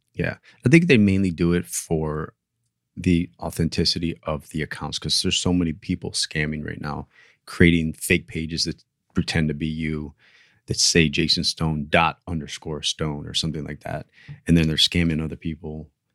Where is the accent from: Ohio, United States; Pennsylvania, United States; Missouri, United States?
Ohio, United States; now in Miami, United States; I grew up in Ohio